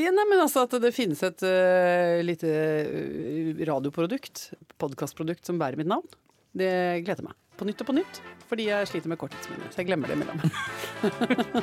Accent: Norway; Her hjemme i Norge

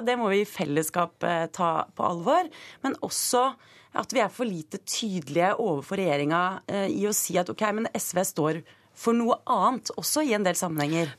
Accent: Stokke, Vestfold, Norway; jeg er fra Stokke, som er Eh, en eh, landbrukskommune

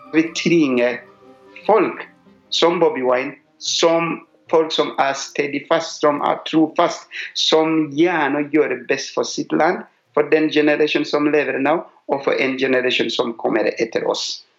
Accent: Uganda; moved away as an adult; now in Norway; Jeg kommer fra Uganda

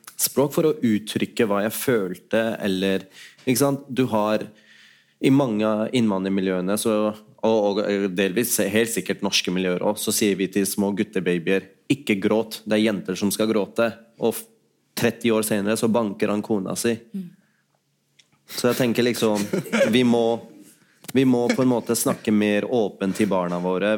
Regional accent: Oslo, Norway; also born or lived in Pakistan; Jeg har jo selv vokst opp ja, på Holmlia

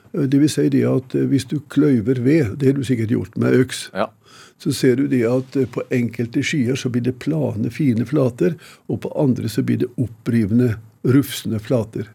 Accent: Odalen, Innlandet, Norway; Jeg huser hjemme i Odalen

